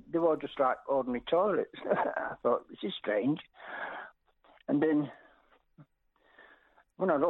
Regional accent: Doncaster, Yorkshire and the Humber, United Kingdom; I'm a first-time caller. Well, I'm very pleased. Thank you for ringing up. What did you want to say? Right, I'm, I'm from Doncaster, South Yorkshire.

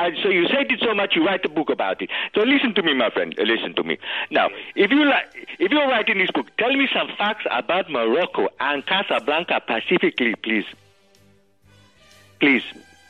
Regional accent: London, United Kingdom; I am from Paddington in London.

